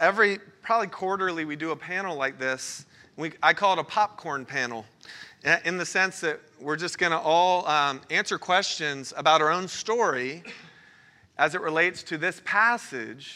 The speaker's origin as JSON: {"language": "English", "region": "Florida", "country": "United States", "moved": "yes", "said": "I'm originally from Florida"}